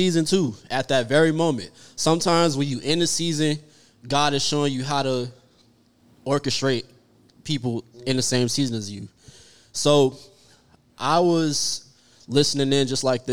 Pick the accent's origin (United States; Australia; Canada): United States; Orlando, Florida; moved away as an adult; now in Dallas, United States; I'm originally from Orlando